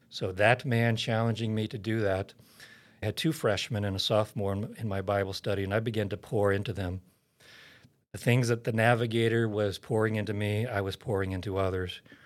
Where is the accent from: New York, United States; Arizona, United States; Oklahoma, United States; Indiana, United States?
Oklahoma, United States; I was born and raised in Oklahoma